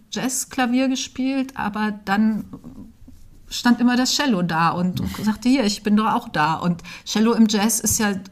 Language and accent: German; Braunschweig, Lower Saxony, Germany; also born or lived in Dessau / Berlin; Ja, ich bin in Dessau geboren und dann aber aufgewachsen in Braunschweig und dann von Braunschweig aus direkt nach der Schule nach Berlin.